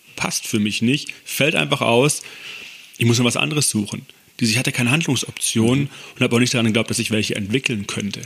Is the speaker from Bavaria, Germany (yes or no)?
no; Konstanz, Baden-Württemberg, Germany; moved away as an adult; also born or lived in East Westphalia / Stuttgart; now in near Stuttgart, Germany; als ich acht Jahre alt war, an Bodensee gezogen mit meiner Mutter. Dort groß geworden, in Konstanz am Bodensee.